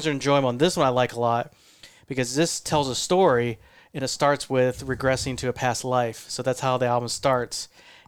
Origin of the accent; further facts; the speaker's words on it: Ohio, United States; moved away; I'm from Ohio